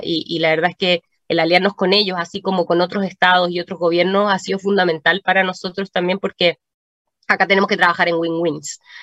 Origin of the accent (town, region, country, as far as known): Chile